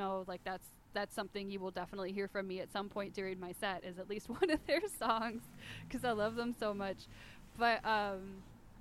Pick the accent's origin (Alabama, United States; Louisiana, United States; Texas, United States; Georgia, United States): Georgia, United States; Atlanta; moved away as an adult; now in San Diego, United States; It's still my hometown